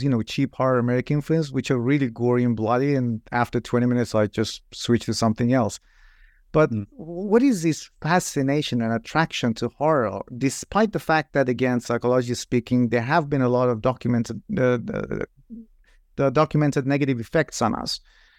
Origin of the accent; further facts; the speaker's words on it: Iran; I'm originally from Iran.